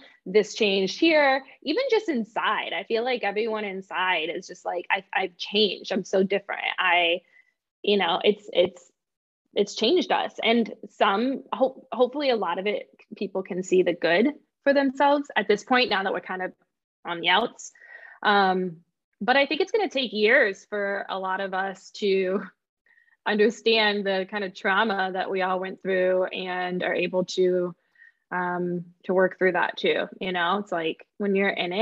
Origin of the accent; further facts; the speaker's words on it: Midwest, United States; we moved back locally. Locally, I mean, like to my hometown